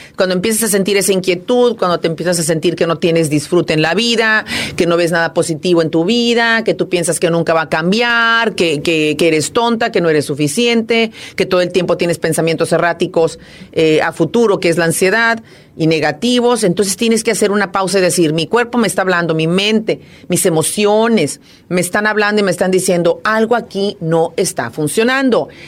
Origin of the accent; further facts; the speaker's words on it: Monterrey, Nuevo León, Mexico; moved away as an adult; now in Houston, United States; yo soy de Monterrey, Nuevo León